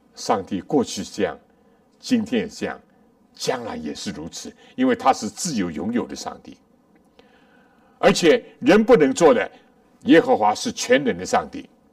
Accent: China; 我们中国人

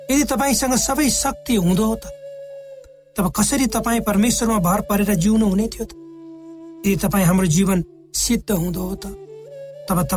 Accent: eastern hills, Nepal; born or raised there

